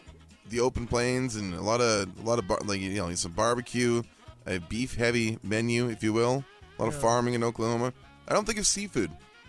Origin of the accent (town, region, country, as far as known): British Columbia, Canada; born or raised there; moved away